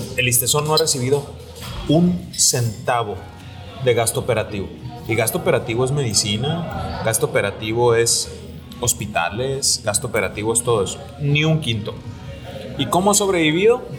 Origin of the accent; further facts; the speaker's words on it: Mexico; como tantos mexicanos